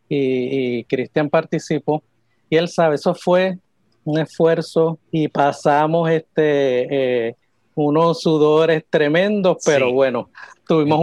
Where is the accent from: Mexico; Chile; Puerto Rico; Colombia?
Puerto Rico; San Juan; yo soy de aquí, de San Juan